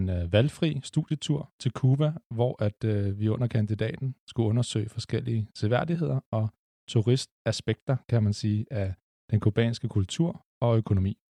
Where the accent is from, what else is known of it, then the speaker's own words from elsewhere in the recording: Lyngby, Capital Region of Denmark, Denmark; jeg er vokset op i Lyngby, sådan lige på grænsen mellem Storkøbenhavn og Nordsjælland.